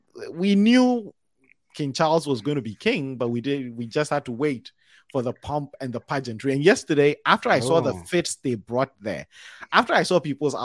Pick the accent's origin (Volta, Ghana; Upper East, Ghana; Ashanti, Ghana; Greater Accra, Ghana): Ashanti, Ghana; Kumasi; moved away; also born or lived in Wisconsin; I'm from Kumasi, Wisconsin